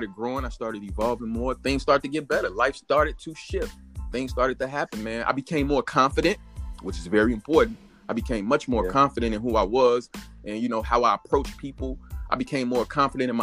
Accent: United States; I was born here in the United States of America

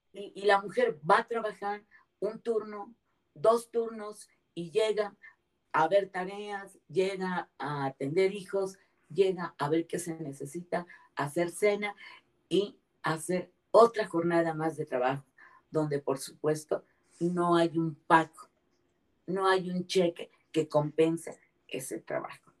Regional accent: Mexico; en mi país, que es donde conozco

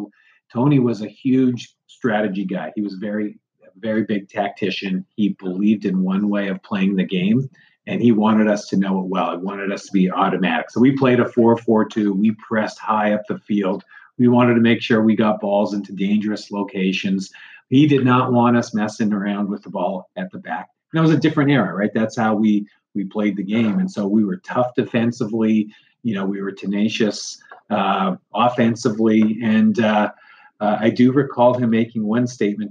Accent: Canada; as Canadian kids

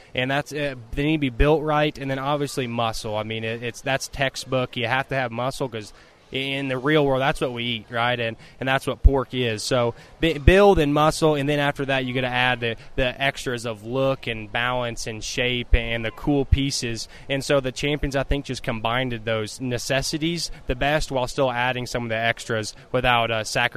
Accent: Gridley, Illinois, United States; moved away as an adult; also born or lived in Oklahoma; I'm from Gridley, Illinois, where we own or operate Stoller Livestock

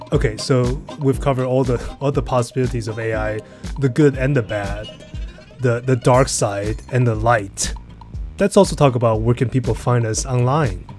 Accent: Pennsylvania, United States; my home state, Pennsylvania

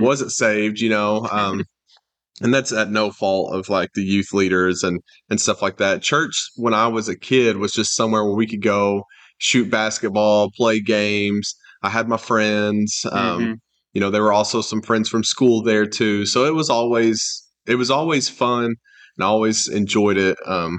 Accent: Hardin, Kentucky, United States; but really my main childhood I think of is when I grew up in Hardin, Kentucky.

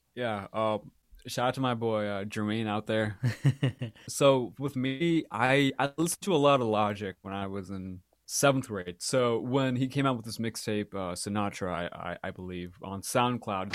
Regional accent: Walnut Creek, California, United States; also born or lived in Mangalore, India; I grew up in Walnut Creek. I was actually born in Mangalore, which is in South India, and I lived there for about, I believe, my parents tell me seven and a half months.

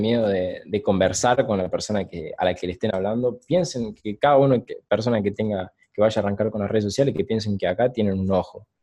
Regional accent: Córdoba, Argentina; also born or lived in San Martín, Buenos Aires / Oliva, Córdoba; Yo soy de Buenos Aires, San Martín. Sí. Me mudé a los ocho años a Córdoba y a Córdoba, Cativo específicamente, un pueblo del interior, durante, y ahí viví, durante 10, 11 años.

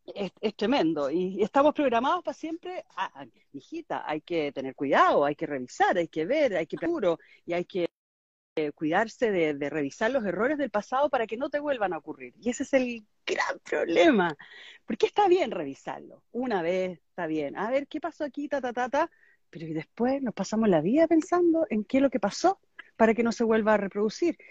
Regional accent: Chile; moved away; also born or lived in Miami; Yo estoy, en este minuto me mudé a Chile a vivir. Estuve 21 años viviendo en Miami, también clima mm. tropical.

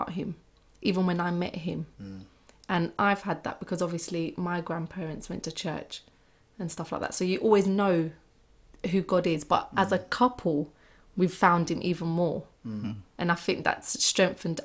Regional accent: London, United Kingdom; I come from South London where you're either dead or in gangs

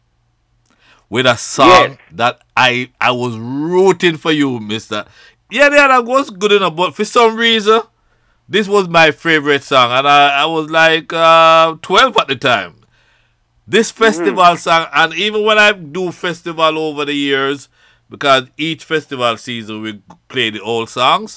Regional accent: Spanish Town, Saint Catherine, Jamaica; I was from Spanish Town

